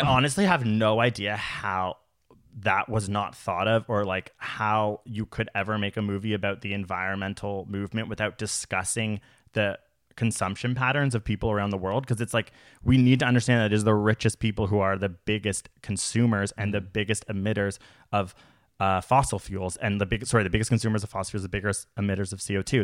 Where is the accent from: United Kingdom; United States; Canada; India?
Canada; as a Canadian